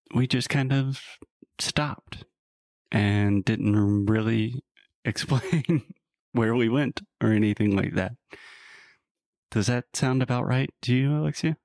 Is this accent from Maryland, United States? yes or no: no; South Carolina, United States; I'm originally from the U S, from South Carolina